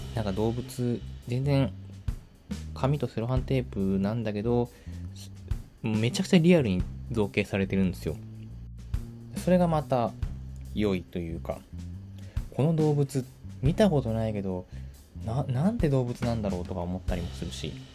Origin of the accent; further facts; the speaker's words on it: suburban Tokyo, Japan; now in Kyoto, Japan; 私の地元ってあんまりそんな都会の方ではない東京と東京は東京なんだけど結構郊外なんなら田舎の方の東京